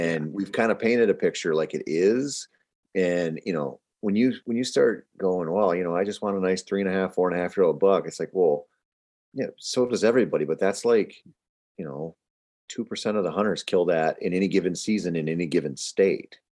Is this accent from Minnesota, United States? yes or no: yes; Minnesota, United States; I'm from Minnesota